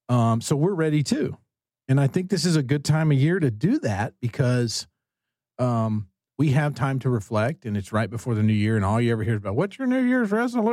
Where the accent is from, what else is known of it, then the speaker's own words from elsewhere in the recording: Texas, United States; Well, I'm not personally. I'm Texan